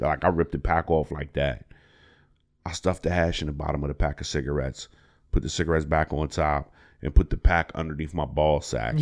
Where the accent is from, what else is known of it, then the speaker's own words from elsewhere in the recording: Harrisburg, Pennsylvania, United States; also born or lived in Brooklyn, New York; I'm from Harrisburg. I was born in Brooklyn, New York